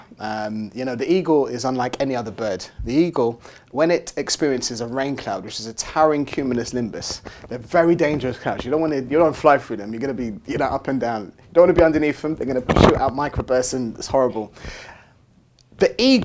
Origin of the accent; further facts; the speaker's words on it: London, United Kingdom; I grew up in Tottenham, North London